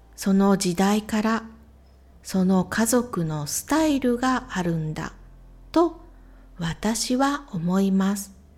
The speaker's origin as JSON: {"language": "Japanese", "region": "Ehime", "country": "Japan", "tie": "born or raised there", "said": "私の地元、愛媛県も水が少ない"}